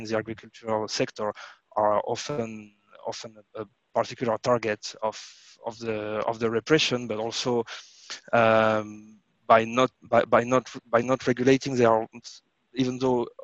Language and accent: English; France; I was born in France, so in France we have a lot of cheeses, wine